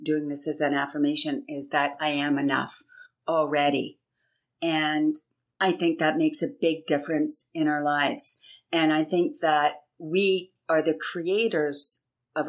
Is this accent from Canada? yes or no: yes; Canada; I'm actually Canadian. And for my whole life being in Canada, there's always a celebration